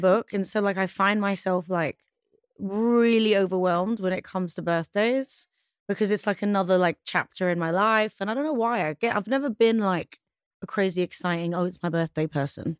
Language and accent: English; London, United Kingdom; also born or lived in Pristina, Kosovo; I moved to London when I was one